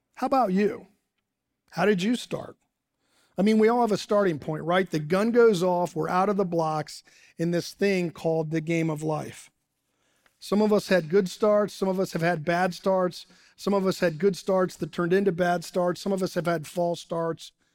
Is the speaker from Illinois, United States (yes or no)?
no; Dayton, Ohio, United States; moved away as an adult; now in Morgantown, United States; I grew up in Dayton, Ohio.